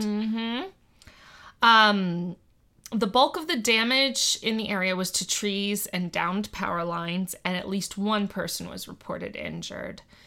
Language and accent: English; South Florida, United States; growing up in South Florida, during Andrew